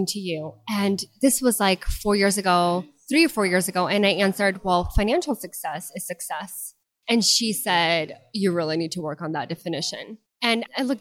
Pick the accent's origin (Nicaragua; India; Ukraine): Ukraine; first language Russian; English is a second language; now in Spartanburg, United States; I was born back in Ukraine, but since living here, I mean, we're fluent